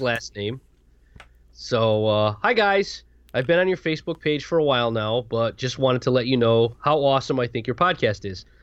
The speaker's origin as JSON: {"language": "English", "region": "Connecticut", "country": "United States", "said": "We're from Connecticut."}